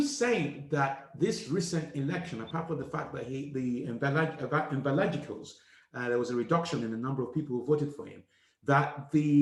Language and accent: English; Nigeria; I was from a country called Nigeria